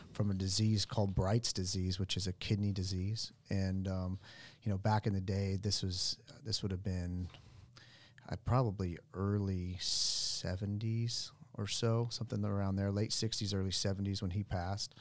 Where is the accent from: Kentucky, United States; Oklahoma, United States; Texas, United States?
Oklahoma, United States; Sand Springs; I grew up in Sand Springs.